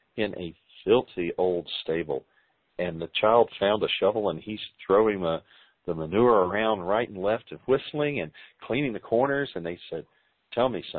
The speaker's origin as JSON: {"language": "English", "region": "the South", "country": "United States", "said": "We're from the South"}